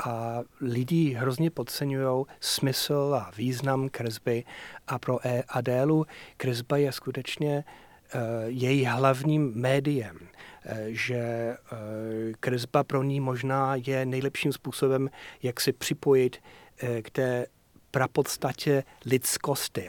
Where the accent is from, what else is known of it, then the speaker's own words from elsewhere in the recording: Yorkshire and the Humber, United Kingdom; moved away; Já jsem chlap z Yorkshireu